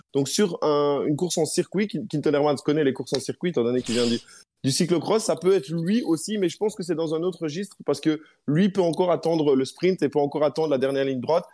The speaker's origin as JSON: {"language": "French", "country": "Belgium"}